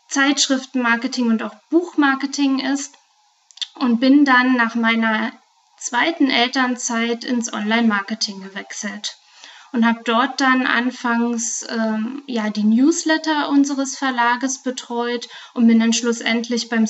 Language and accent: German; Brandenburg, Germany; now in Frankfurt am Main, Germany; Und ja, ganz ursprünglich komme ich äh, ganz aus der Nähe von Potsdam und habe in Berlin internationale BWL studiert